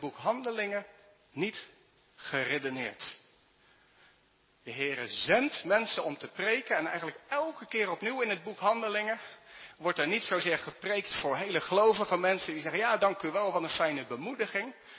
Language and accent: Dutch; Netherlands; Wij als Nederlanders